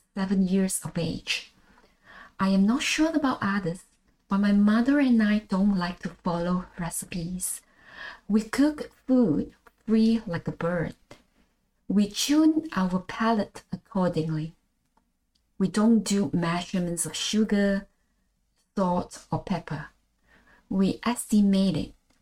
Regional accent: Malaysia; accent: Manglish; first language Malay; English is a second language; moved away as an adult; also born or lived in Klang Valley / Galway, Ireland / the Burren, Ireland; now in Ireland; I am a Malaysian born. Long story short, in 2014, I moved to Galway in the west of Ireland

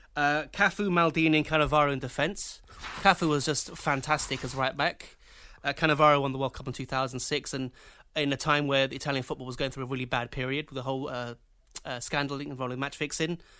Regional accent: Colombia; moved away; I was from Colombia

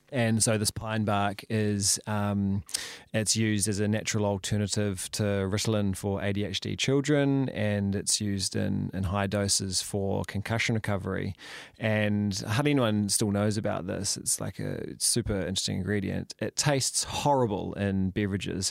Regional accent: Napier, Hawke's Bay, New Zealand; moved away as an adult; also born or lived in Palmerston North / Christchurch / Wellington; I was born in, um, in Palms North, and then we moved around a bit and eventually settled, uh, when I was quite young, uh, in Hawke's Bay

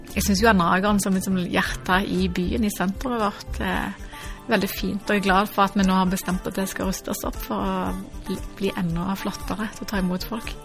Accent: Stavanger, Rogaland, Norway; Jeg er født og oppvokst i Stavanger

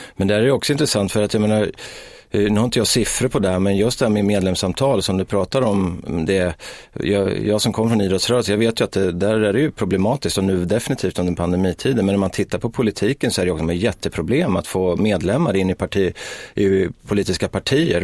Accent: Sweden; i Markparken där jag växte upp

